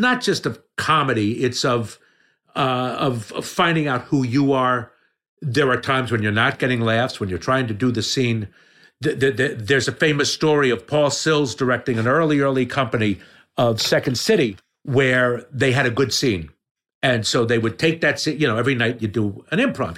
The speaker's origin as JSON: {"language": "English", "town": "Yardley", "region": "Pennsylvania", "country": "United States", "tie": "born or raised there", "also_born_or_lived": "Trenton, New Jersey / Chicago", "accent": "New York", "moved": "yes"}